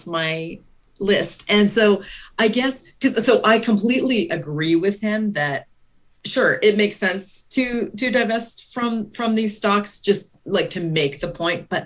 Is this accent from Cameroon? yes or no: no; Canada; So as a Canadian